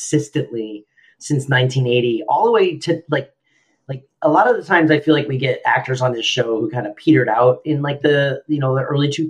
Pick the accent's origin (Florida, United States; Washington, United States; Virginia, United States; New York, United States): Florida, United States; I grew up in Florida